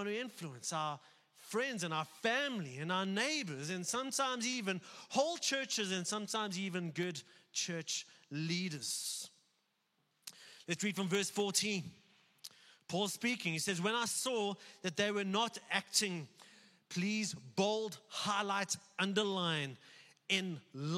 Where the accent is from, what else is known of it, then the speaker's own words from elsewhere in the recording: South Africa; being a white South African